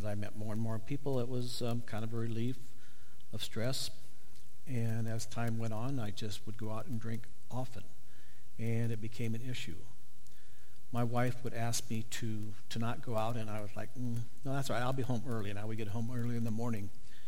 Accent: Northeast Nebraska, United States; I grew up in Northeast Nebraska on a farm

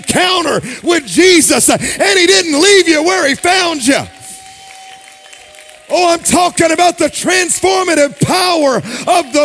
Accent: Jackson, Mississippi, United States; now in Dallas, United States; When I was young, when I was a kid growing up in Jackson, Mississippi

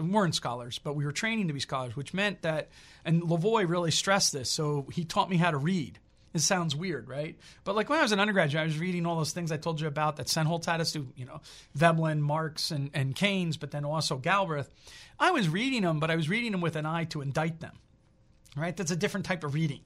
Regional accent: New Jersey, United States; I'm from New Jersey

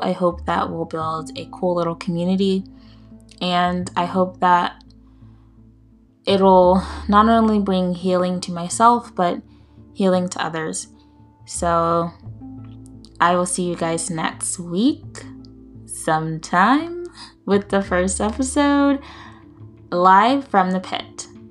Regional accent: United States; I'm from the United States. I won't get into specifics, but I'm from the U S

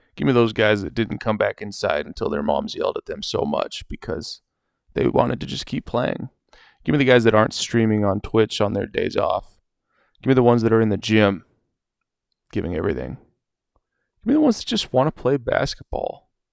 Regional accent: Oregon, United States; I'm from Oregon. I live in Oregon.

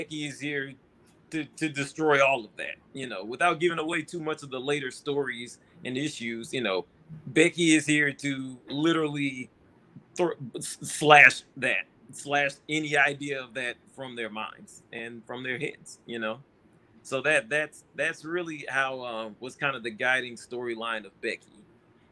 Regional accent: Houston, Texas, United States; I'm from Houston

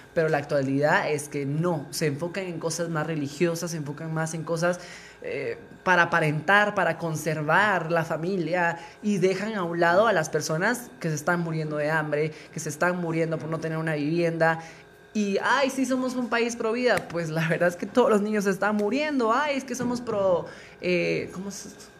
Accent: Guatemala; ese lado conservador que traemos como guatemaltecos

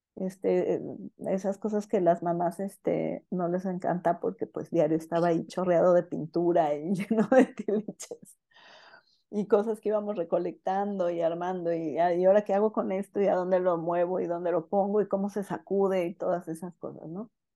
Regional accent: Guadalajara, Jalisco, Mexico; yo nací en Guadalajara, este, y bueno, aunque, aunque nací aquí en Guadalajara

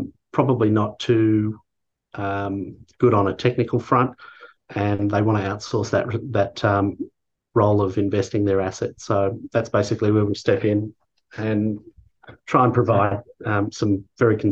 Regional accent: Australia; being an Australian

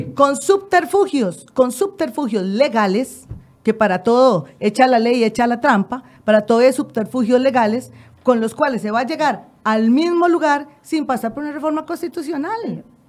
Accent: Costa Rica; nosotros también como ciudadanos costarricenses

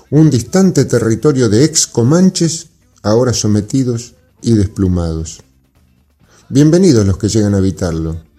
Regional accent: Argentina; somos parte de la Argentina de los derechos sociales establecidos.

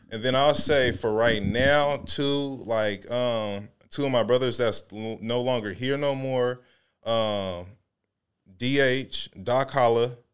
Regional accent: Seattle, Washington, United States; I'm from Seattle

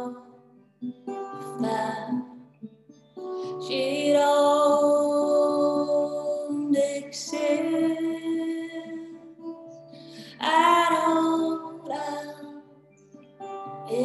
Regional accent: Germany; now in Athens, Greece; I'm from Germany, and I live in Athens, Greece now.

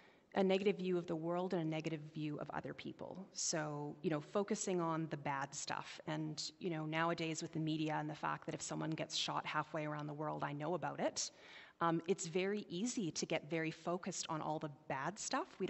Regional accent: White Rock, British Columbia, Canada; I grew up in White Rock, and it doesn't snow in White Rock

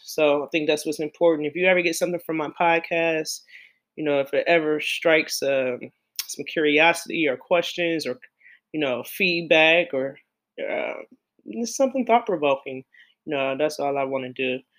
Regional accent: Cleveland, Ohio, United States; my hometown of Cleveland, Ohio

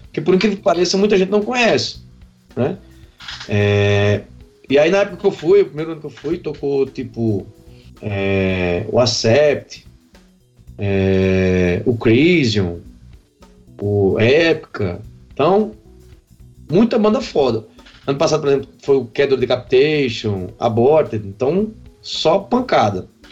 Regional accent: Patos, Paraíba, Brazil; moved away as an adult; now in Campina Grande, Brazil; sou natural de Patos, né, vim para aqui para Campina Grande em 2007

